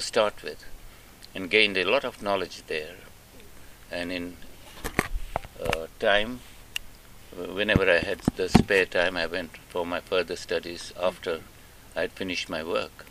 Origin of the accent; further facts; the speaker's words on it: Mombasa, Mombasa County, Kenya; moved away as an adult; also born or lived in Nairobi, Kenya / Uganda; I was born in Mombasa